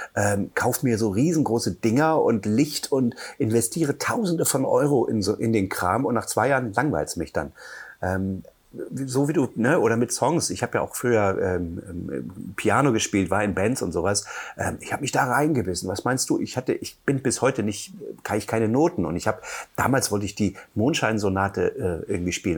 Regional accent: Halle, Saxony-Anhalt, Germany; moved away as an adult; also born or lived in Hamburg / Buchholz / Mecklenburg-Vorpommern; now in Müritz, Germany; geboren in Halle an der Saale, bin dann mit 18 nach Hamburg

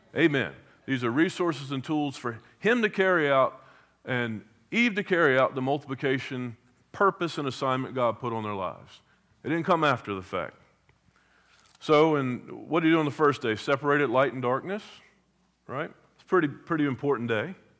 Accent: Hampton Roads, Virginia, United States; I grew up in Hampton Roads

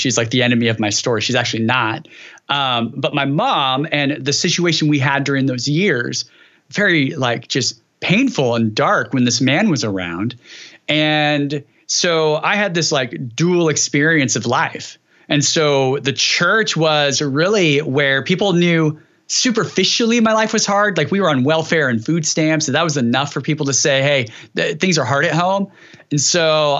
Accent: Dinuba, California, United States; Dinuba is where I grew

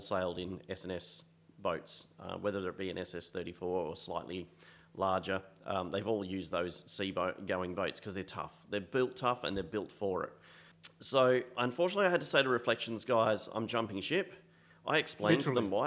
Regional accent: Perth, Western Australia, Australia; I'm from Perth, West Australia

